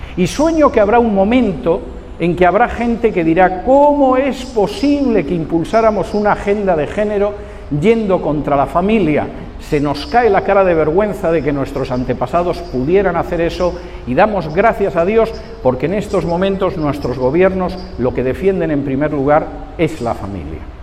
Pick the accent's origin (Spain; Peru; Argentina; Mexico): Spain; moved away; mi país de origen, en España